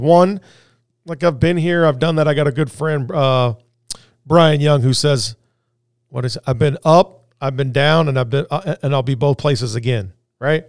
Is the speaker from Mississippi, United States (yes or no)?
no; Indianapolis, Indiana, United States; moved away; I was born and raised in Indianapolis